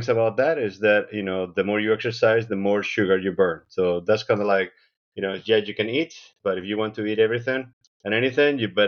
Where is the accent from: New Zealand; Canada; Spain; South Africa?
Spain; now in Seattle, United States; I was born in Spain. I moved to the U.S. about 30 years ago.